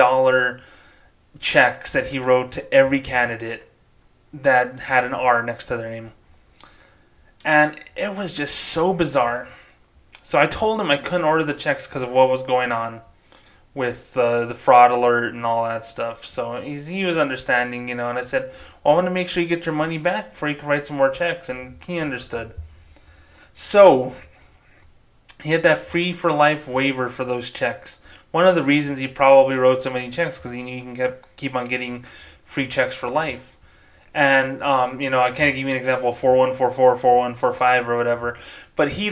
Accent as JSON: {"language": "English", "region": "New Mexico", "country": "United States", "tie": "born or raised there", "also_born_or_lived": "Las Cruces, New Mexico", "said": "I grew up in New Mexico"}